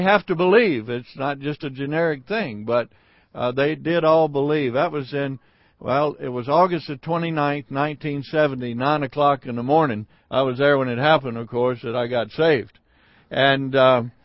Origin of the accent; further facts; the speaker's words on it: Mississippi, United States; I was born and raised in Mississippi